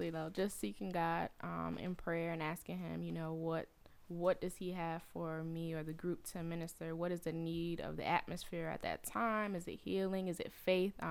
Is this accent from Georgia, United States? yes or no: yes; Atlanta, Georgia, United States; now in Connecticut, United States; Um, what else? I'm from Atlanta. I'm an army brat. I was an army brat for 20 years, so we moved around to different places, and now I'm